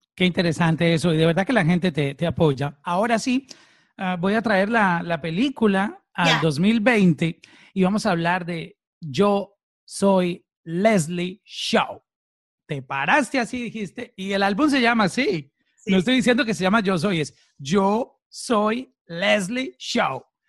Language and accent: Spanish; Colombia; now in Miami, United States; como decimos en, en mi país, en Colombia. Eh, yo estoy aquí en Miami, pero siempre representando Colombia.